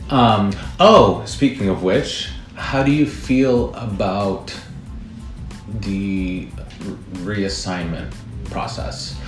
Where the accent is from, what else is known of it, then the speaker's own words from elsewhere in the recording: Midwest, United States; now in New York, United States; I'm from the Midwest